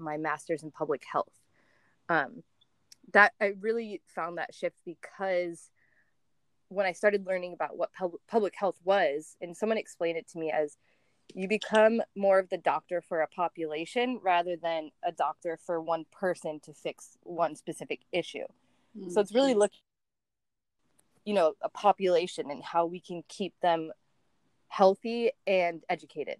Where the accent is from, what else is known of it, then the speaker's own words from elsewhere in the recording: Niagara Falls, New York, United States; also born or lived in Sanibel Island, Florida / San Diego, California; I'm from Niagara Falls, New York